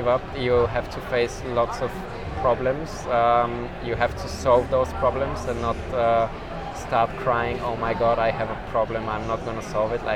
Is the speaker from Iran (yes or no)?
no; Sofia, Sofia City, Bulgaria; also born or lived in Plovdiv; I'm coming from Sofia